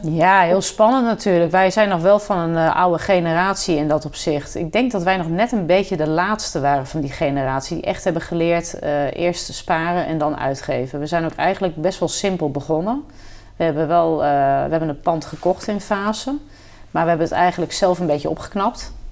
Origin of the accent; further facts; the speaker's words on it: Kampen, Overijssel, Netherlands; gewoon lokaal in Kampen, waar ik vandaan kom